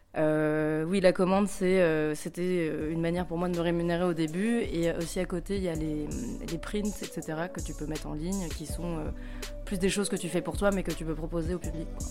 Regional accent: Paris, Île-de-France, France; moved away as an adult; now in Lyon, France; en ce moment, j'habite à Lyon, mais je suis de Paris.

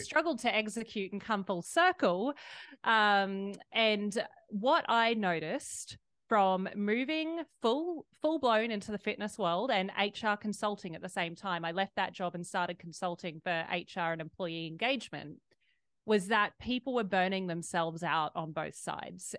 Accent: Australia; I was raised in Australia

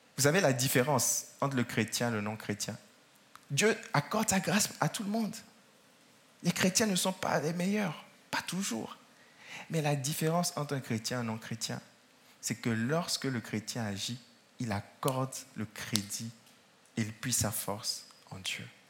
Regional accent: France; dans notre pays de France

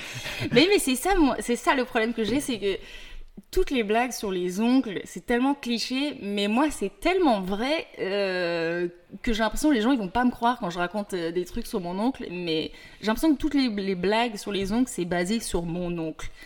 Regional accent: France; moved away as an adult; also born or lived in Paris; now in Montreal, Canada; je suis française

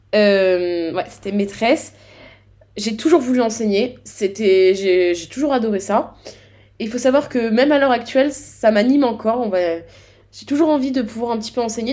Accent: Grand Est, France; je suis du Grand Est

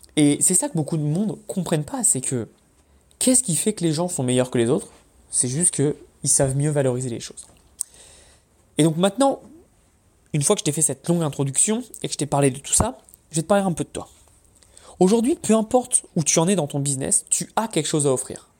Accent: Paris, Île-de-France, France; now in United States; je viens de Paris

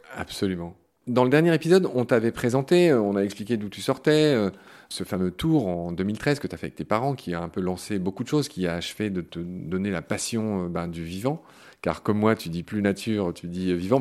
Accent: Lorraine, Grand Est, France; en Lorraine, ma région natale, qui est aussi ta région natale

